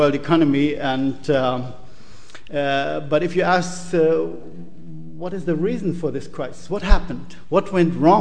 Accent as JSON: {"language": "English", "country": "Germany", "said": "I'm coming from Germany"}